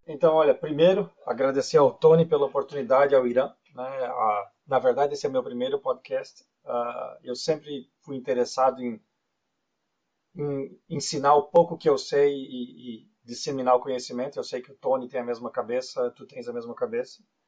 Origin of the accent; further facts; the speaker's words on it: Brazil; moved away as an adult; also born or lived in Florianópolis; now in Canada; Eu nasci no Brasil, eu morei a maior parte da minha vida no Brasil